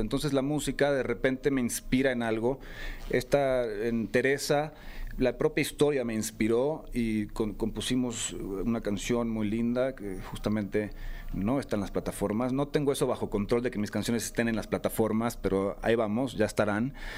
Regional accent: San Miguel de Allende, Guanajuato, Mexico; Yo crecí en San Miguel de Allende

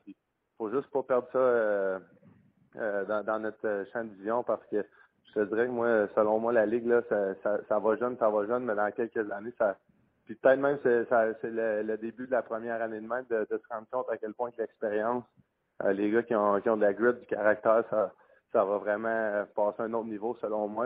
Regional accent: Quebec, Canada; en tant que Québécois

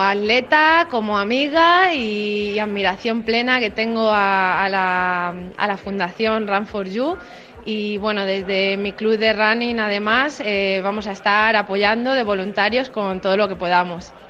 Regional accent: Madrid, Community of Madrid, Spain; como madrileña

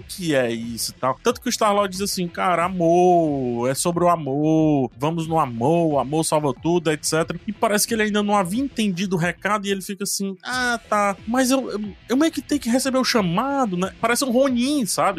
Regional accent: Ceará, Brazil; eu sou cearense

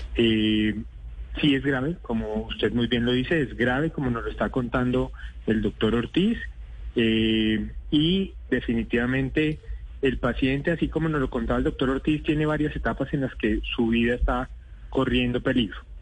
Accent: Colombia; como cualquier colombiano

